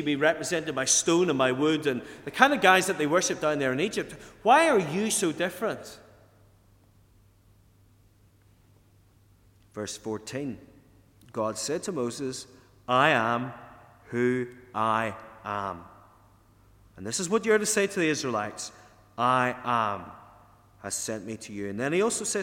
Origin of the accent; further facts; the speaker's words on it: Ardboe, County Tyrone, Northern Ireland, United Kingdom; moved away; also born or lived in England; When I was a young lad growing up in Arbrady, which is up in County Tyrone